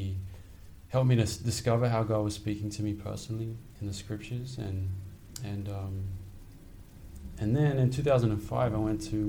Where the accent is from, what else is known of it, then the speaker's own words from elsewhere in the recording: Sydney, New South Wales, Australia; now in New York, United States; I grew up in Sydney, Australia.